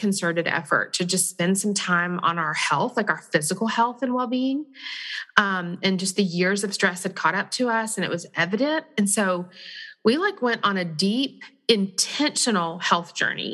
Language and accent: English; Texas, United States; I'm from Texas, so you just threw me back to my home